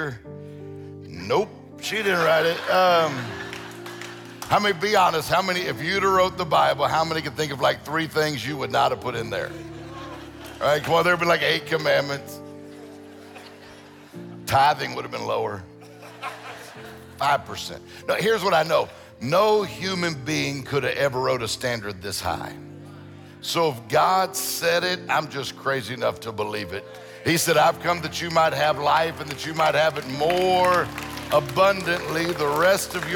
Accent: Mississippi Gulf Coast, United States; moved away as an adult; also born or lived in Meridian, Mississippi; now in Detroit, United States; I grew up in, my all family's from Meridian, and then I grew up down on the coast, but it's good to be back in Mississippi

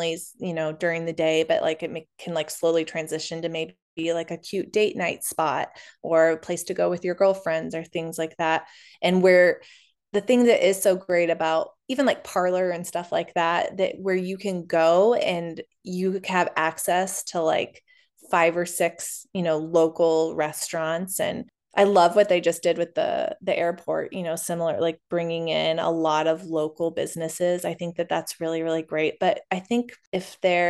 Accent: Overland Park, Kansas, United States; I was born in Overland Park and I've lived in Kansas City most of my life

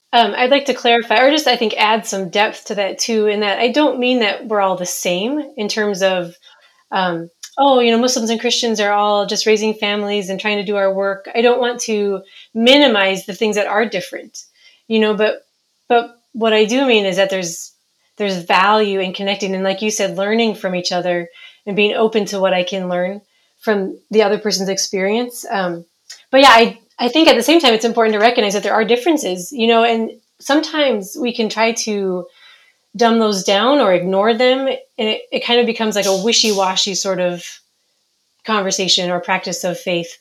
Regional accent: Minnesota, United States; moved away as an adult; also born or lived in Somaliland; now in Djibouti; I'm from Minnesota originally, but in 2003, my family, my husband and I, and our two year old twins moved to Somaliland

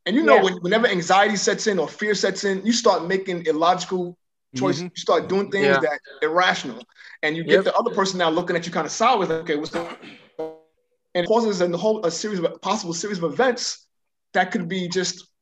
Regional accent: New York City, New York, United States; moved away as an adult; now in Houston, United States; I was raised in New York

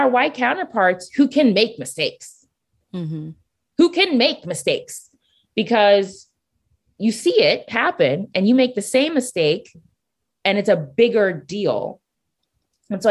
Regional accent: Nigeria; I'm Nigerian

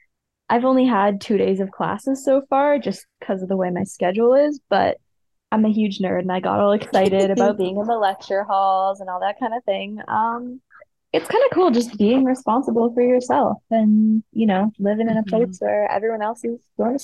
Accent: British Columbia, Canada; now in Victoria, Canada; So I moved from the Okanagan, which is in like the southern interior of British Columbia, to Victoria. And I'm now going to the University of Victoria.

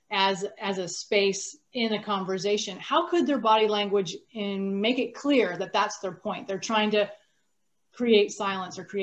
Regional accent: United States; I'm American.

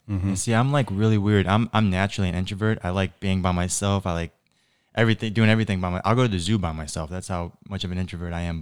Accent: Naples, Florida, United States; so I grew up in North Naples

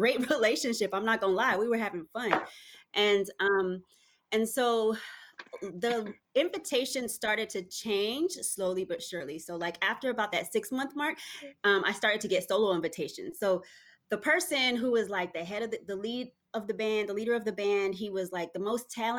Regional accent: Texas, United States; So I came to Texas. I'm from Texas. I came into Texas as a teenager

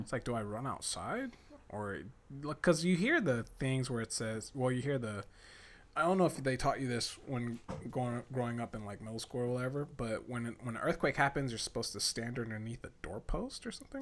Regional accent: United States; I'm from the States.

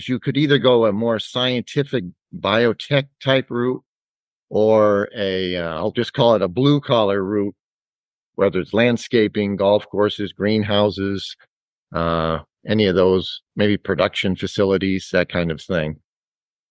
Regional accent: Dover, New Hampshire, United States; I'm actually a Dover native, still live in Dover. Went through the Dover school system

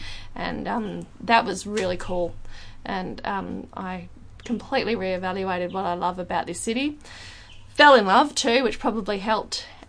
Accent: Perth, Western Australia, Australia; here's an example of why I probably immediately used to notice that there's a difference between growing up in Perth and growing up in, say, Sydney or Melbourne.

